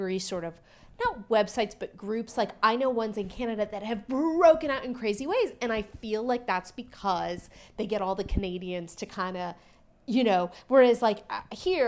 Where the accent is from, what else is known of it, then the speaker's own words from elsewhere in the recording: the Bay Area, California, United States; I'm from the Bay Area.